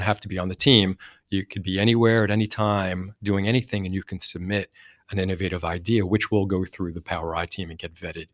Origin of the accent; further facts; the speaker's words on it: New Jersey, United States; I'm from Jersey, and we talk a lot, we talk fast.